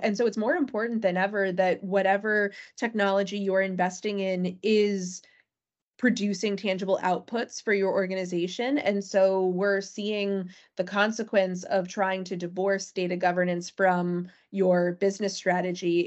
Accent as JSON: {"language": "English", "town": "Natick", "region": "Massachusetts", "country": "United States", "tie": "born or raised there", "said": "my hometown, for instance, Natick, Massachusetts"}